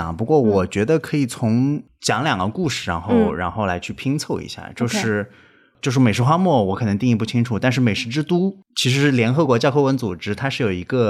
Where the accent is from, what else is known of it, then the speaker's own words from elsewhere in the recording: Suzhou, Jiangsu, China; also born or lived in Beijing / Shanghai; 我跟田勇老师现在在苏州嘛，我是苏州人，然后正好我从北京想换个环境到上海来工作